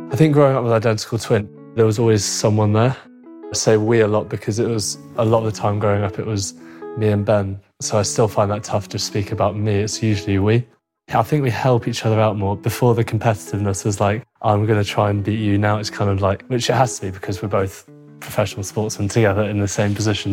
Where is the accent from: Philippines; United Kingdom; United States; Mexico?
United Kingdom; Cheshire, North West England; also born or lived in Hounslow, London; We grew up originally in Hounslow. We moved up to Cheshire when we were seven.